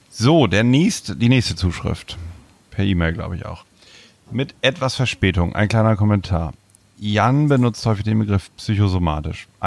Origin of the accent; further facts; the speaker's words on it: Germany; Ich komme nicht aus Hamburg, ich komme aus der Nähe von Bremen.